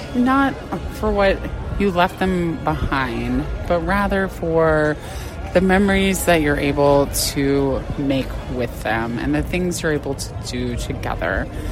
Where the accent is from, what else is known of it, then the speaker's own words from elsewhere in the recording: Arizona, United States; born and raised in Arizona